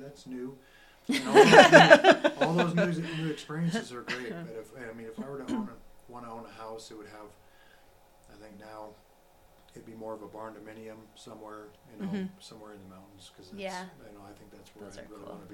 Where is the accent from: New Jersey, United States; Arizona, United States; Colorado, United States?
Colorado, United States; moved away; my home state is Colorado. I was born and raised there